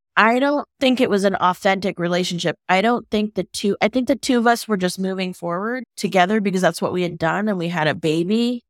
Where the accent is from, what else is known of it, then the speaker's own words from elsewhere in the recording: California, United States; moved away as an adult; now in Boulder, United States; I live in Boulder, Colorado, and I'm native Californian